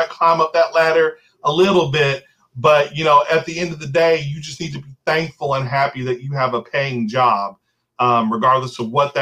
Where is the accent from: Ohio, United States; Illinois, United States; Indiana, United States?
Indiana, United States; New Albany; I was born and raised here in New Albany